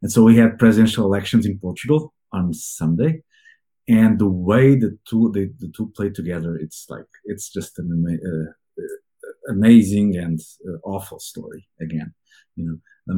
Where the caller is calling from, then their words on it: Bala Cynwyd, Pennsylvania, United States; I'm calling from Ballaquinwood, so very close to Philadelphia, in the Philadelphia main line.